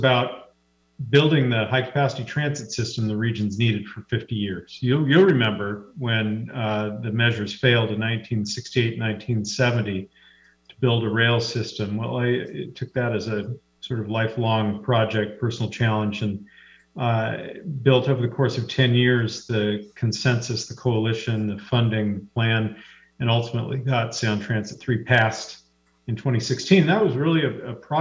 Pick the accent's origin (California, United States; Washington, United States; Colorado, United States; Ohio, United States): Washington, United States; Seattle; I was raised here in Seattle